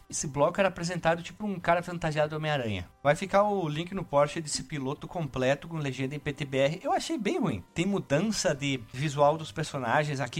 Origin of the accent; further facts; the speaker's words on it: Frederico Westphalen, Rio Grande do Sul, Brazil; Quando eu era pequena, lá em Frederico Westphalen.